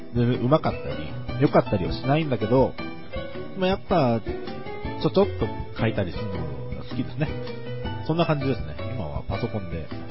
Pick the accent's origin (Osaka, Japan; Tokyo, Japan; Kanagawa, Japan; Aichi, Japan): Kanagawa, Japan; 私、神奈川県民でございます。えー、神奈川の湘南ですね。